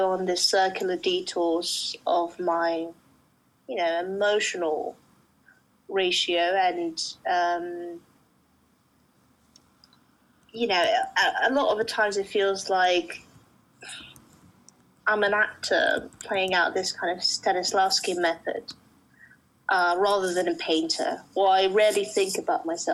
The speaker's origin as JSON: {"language": "English", "country": "Russia", "tie": "born or raised there", "also_born_or_lived": "Uzbekistan", "moved": "yes", "lives_now": "London, United Kingdom"}